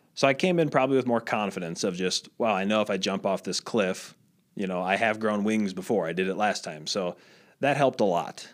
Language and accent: English; Midwest, United States; moved away as an adult; also born or lived in Iowa / Italy; I was the nerdy kid growing up in the Midwest, small town, my dad was in real estate